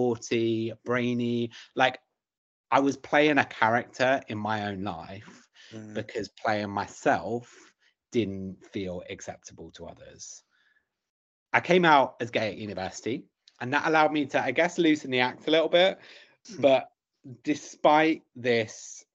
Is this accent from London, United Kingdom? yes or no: yes; London, United Kingdom; I grew up in South London